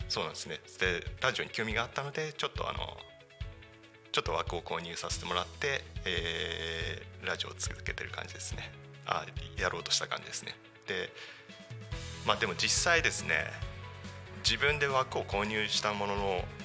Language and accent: Japanese; Tako, Chiba, Japan; also born or lived in Tokyo; 生まれは多古町ではないんですが、えー、3月からあ3歳から3歳から多古町で育ちました